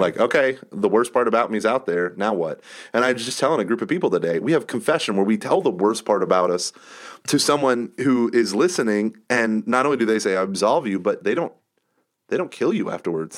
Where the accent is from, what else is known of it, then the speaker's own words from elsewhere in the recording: United States; I'm an American